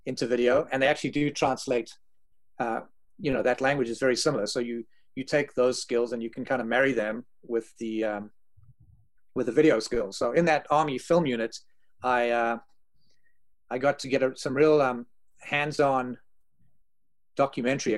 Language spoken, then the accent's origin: English; South Africa; moved away; I grew up in South Africa during apartheid.